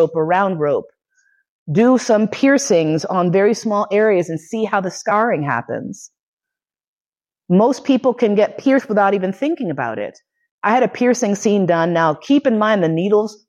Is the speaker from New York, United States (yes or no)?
yes; New York City, New York, United States; moved away as an adult; also born or lived in Bay Area; now in Vienna, Austria; grew up in New York City